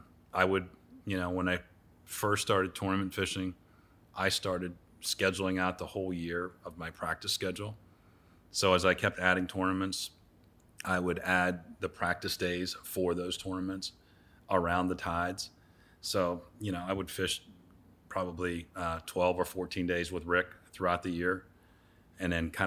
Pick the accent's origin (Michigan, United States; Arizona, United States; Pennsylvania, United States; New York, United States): Pennsylvania, United States; No, I grew up in Pennsylvania.